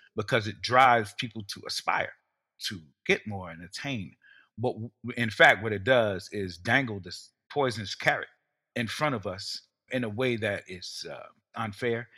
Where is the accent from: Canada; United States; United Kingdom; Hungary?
United States; New York City, New York; as a New Yorker, representing Brooklyn, New York for so many years